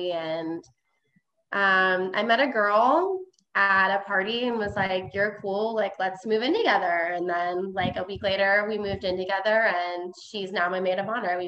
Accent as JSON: {"language": "English", "town": "Menasha", "region": "Wisconsin", "country": "United States", "tie": "born or raised there", "moved": "as an adult", "lives_now": "Milwaukee, United States", "said": "I grew up in Menasha. Okay. So it's like in between Nina and Appleton."}